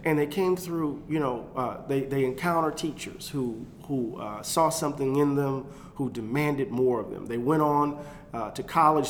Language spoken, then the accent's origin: English; Moss Point, Mississippi, United States; I had folks in Moss Point